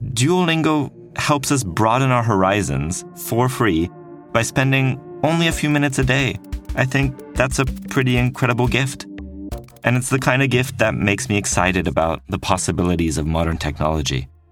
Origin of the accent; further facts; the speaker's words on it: French-speaking part of Switzerland, Romandy, Switzerland; English is a second language; moved away; Back in my home country, I'm from the French-speaking part of Switzerland, we had mandatory German and English lessons in school.